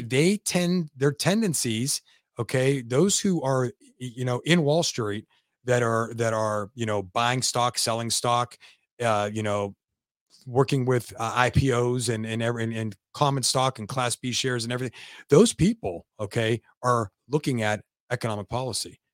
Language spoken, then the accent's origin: English; Youngstown, Ohio, United States; also born or lived in Lansing, Michigan